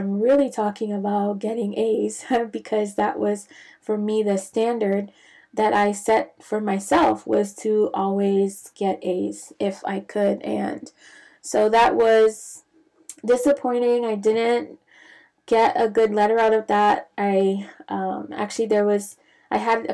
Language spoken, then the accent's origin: English; Bahamas; moved away as an adult; also born or lived in Grenada / Santo Domingo, Dominican Republic; now in United States; I'm not originally from the United States, so I'm from the Caribbean, originally from the Bahamas